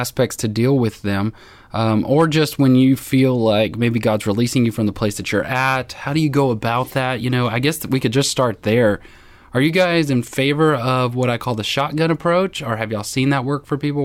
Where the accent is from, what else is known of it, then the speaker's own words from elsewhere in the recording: Dallas, Texas, United States; moved away as an adult; also born or lived in Arkansas; now in Hot Springs, United States; as a Texan, a Dallas Texan, the idea of going to Arkansas was a bit foreign